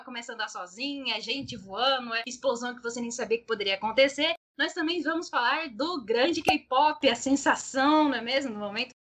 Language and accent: Portuguese; Cuiabá, Mato Grosso, Brazil; nós somos de Cuiabá, MT.